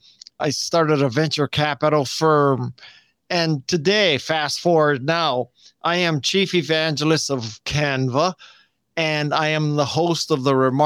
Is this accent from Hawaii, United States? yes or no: yes; Honolulu, Hawaii, United States; moved away as an adult; I was born and raised in Honolulu, Hawaii.